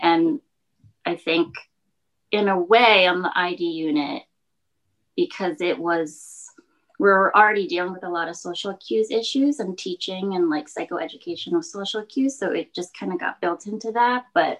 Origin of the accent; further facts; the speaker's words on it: New York, United States; as a New Yorker, I would like get up, get ready, throw on clothes, go out onto public transportation